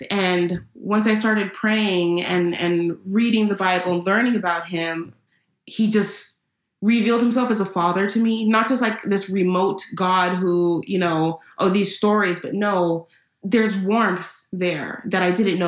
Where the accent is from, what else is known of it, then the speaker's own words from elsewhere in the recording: California, United States; I was born and raised in California